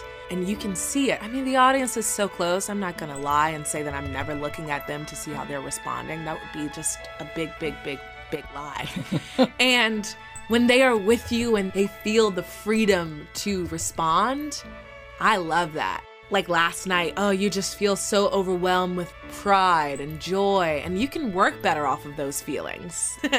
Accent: the South, United States; am a very bubbly, charismatic person, and I'm from the South, and a smile can get you anywhere in the South, and we just know it.

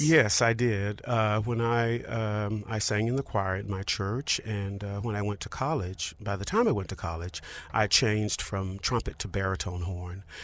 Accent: Montgomery, Alabama, United States; I grew up in Montgomery, Alabama d-, during the Civil Rights Movement

